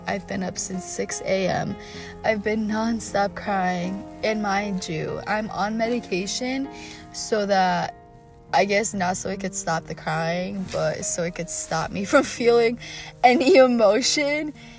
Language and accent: English; Chicago, Illinois, United States; growing up in Chicago